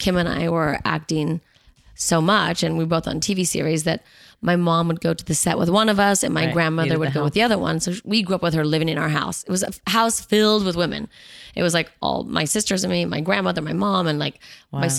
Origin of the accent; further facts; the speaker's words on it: Los Angeles, California, United States; I grew up in Bel Air and Beverly Hills